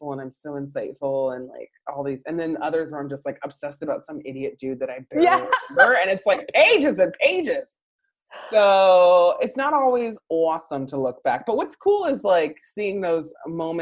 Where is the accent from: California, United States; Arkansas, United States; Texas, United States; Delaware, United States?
California, United States; San Diego; also born or lived in White Center, Washington; now in Seahurst, United States; I'm from San Diego